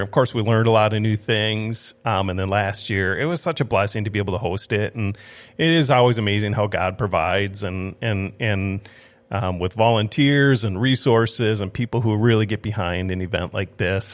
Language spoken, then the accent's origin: English; Twin Cities, Minnesota, United States; moved away as an adult; also born or lived in Saint Paul, Minnesota / Watertown, South Dakota; now in Grand Forks, United States; I grew up in the Twin Cities area, um, went to school at Northwestern there in Saint Paul